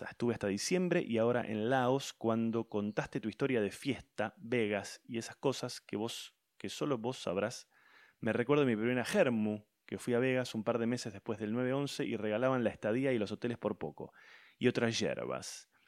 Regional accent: Rufino, Santa Fe, Argentina; moved away; also born or lived in Miami / Albuquerque; Yo soy de Rufino Santa Fe, profesor de educación física de Rosario. Me fui a Miami en el 2000 con toda la caterva de indomesticados. Eh, viví tres años después en Albuquerque.

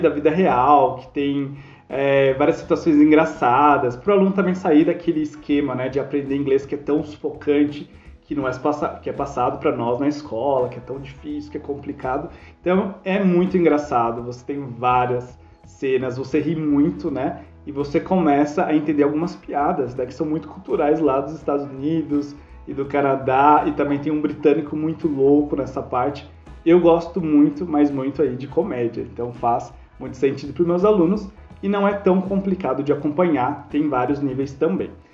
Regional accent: Brazil; nós não somos nativos somos brasileiros

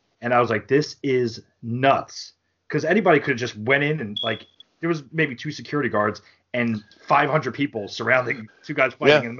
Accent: New Jersey, United States; you know we're from New Jersey.

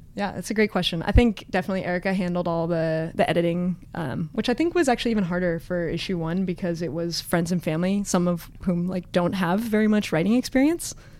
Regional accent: Los Altos, California, United States; now in San Francisco, United States; But I grew up in the Bay Area.

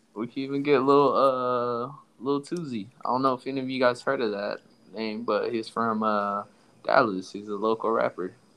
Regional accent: Somalia; moved away; also born or lived in Texas; I'm from Somalia

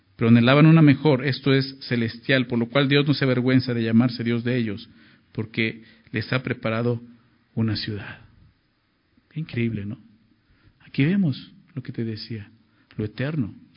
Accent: Mexico; Somos mexicanos

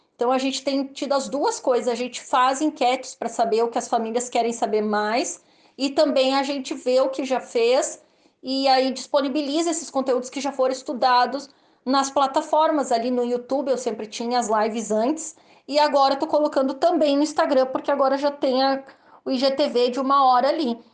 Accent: Rio Grande do Sul, Brazil; eu sou gaúcha

